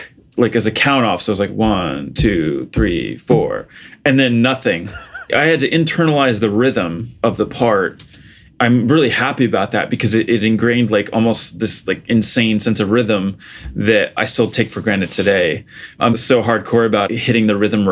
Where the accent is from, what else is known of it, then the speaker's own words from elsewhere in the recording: Portugal; I grew up in Portugal. So I was born and raised there.